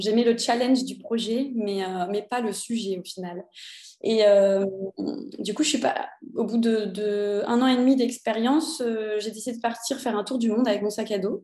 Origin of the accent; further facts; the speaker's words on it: Cannes, Provence-Alpes-Côte d'Azur, France; moved away as an adult; now in Copenhagen, Denmark; je viens de Cannes, dans le sud de la France